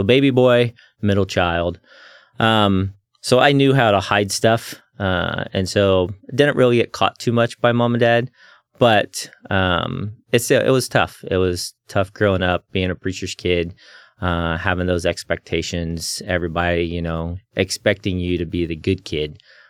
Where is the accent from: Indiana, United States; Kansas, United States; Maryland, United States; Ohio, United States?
Indiana, United States; also born or lived in Chattanooga, Tennessee / Missouri / Kentucky; I was born in Chattanooga, Tennessee. My dad was going to Tennessee Temple. And shortly after I was born, he finished his degree and became a pastor shortly after, moved to Indiana. So mostly I grew up there in the Midwest areas, Tennessee, Chattanooga, Missouri, Kentucky.